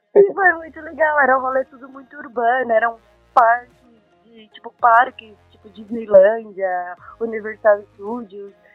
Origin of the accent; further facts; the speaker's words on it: Brazil; also born or lived in Japan; Quando eu saí do Brasil